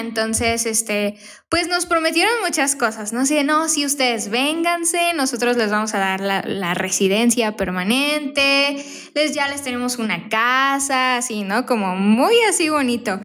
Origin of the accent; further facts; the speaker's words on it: Querétaro, Mexico; moved away as an adult; also born or lived in Tijuana / Canada; now in Phoenix, United States; tenía como nueve años cuando nos venimos de Tijuana a Querétaro.